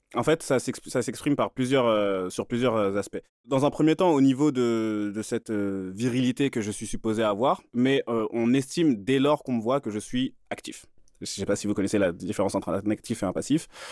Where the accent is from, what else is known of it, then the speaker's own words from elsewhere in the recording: Île-de-France, France; j'ai grandi en Ile-de-France, hein, dans des banlieues du 78 et du 93